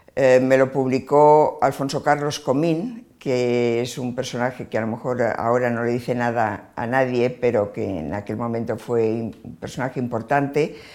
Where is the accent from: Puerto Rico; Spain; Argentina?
Spain; Barcelona, Catalonia; yo nací en Barcelona, em, estudié Filosofía y Letras en la Universidad de Barcelona